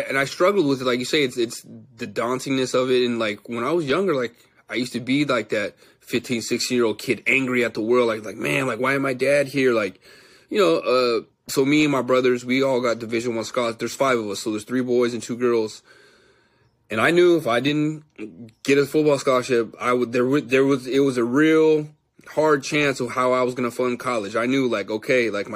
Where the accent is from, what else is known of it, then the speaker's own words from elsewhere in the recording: San Jose, California, United States; I'm from the Bay Area, San Jose, California